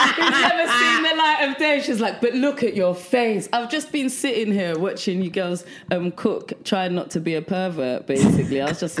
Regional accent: London, United Kingdom; moved away as an adult; now in New York, United States; I'm from London. I'm from South London.

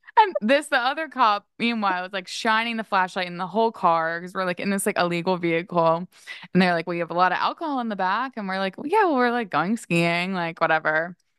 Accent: Maryland, United States; I grew up skiing in Maryland and, like, around Maryland

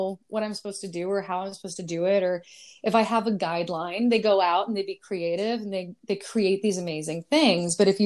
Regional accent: California, United States; now in Brooklyn, United States; I'm from California originally

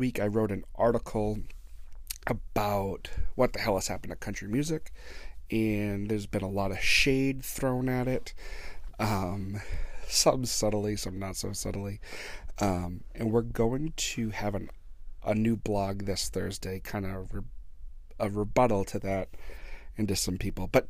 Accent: Blackstone, Massachusetts, United States; right here in my hometown of Blackstone, Massachusetts

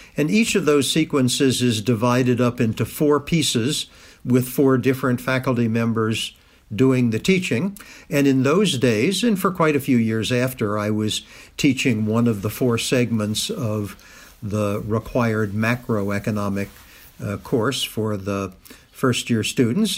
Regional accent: Kentucky, United States; moved away as an adult; also born or lived in Massachusetts; I lived in Kentucky up until the age of eighteen when I went off to Harvard as an undergraduate

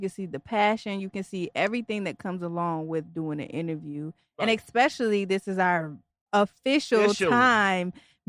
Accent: Detroit, Michigan, United States; now in Virginia, United States; I'm not even from here. I'm originally from Detroit.

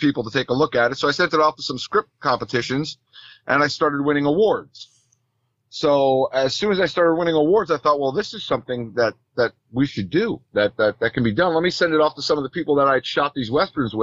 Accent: Northeast, United States; I'm from the Northeast

